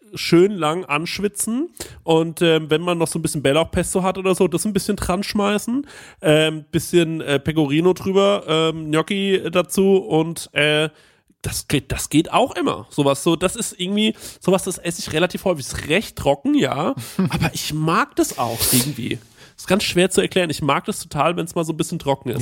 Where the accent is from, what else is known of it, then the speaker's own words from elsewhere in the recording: Bavaria, Germany; als Bayer